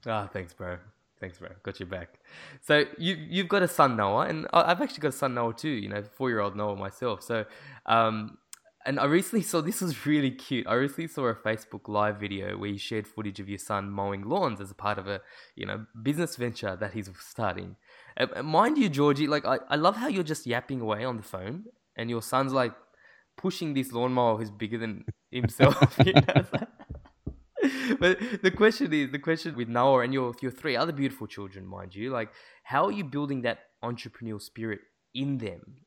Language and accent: English; Sydney, New South Wales, Australia; I'm from Sydney